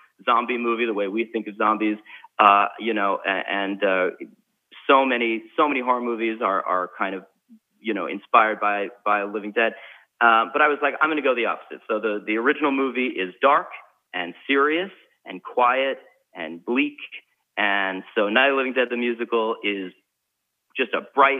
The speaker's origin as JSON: {"language": "English", "region": "New York", "country": "United States", "said": "I'm a New Yorker"}